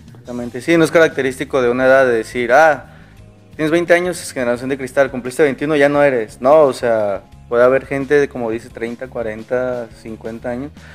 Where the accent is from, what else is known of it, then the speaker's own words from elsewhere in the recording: Mexico; nuestra cultura como mexicanos